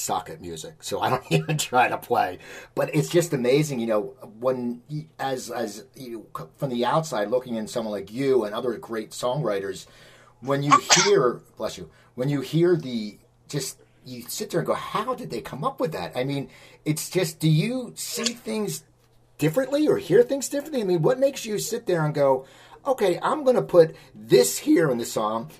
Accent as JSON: {"language": "English", "town": "Cherry Hill", "region": "New Jersey", "country": "United States", "tie": "born or raised there", "said": "my hometown of Cherry Hill, New Jersey"}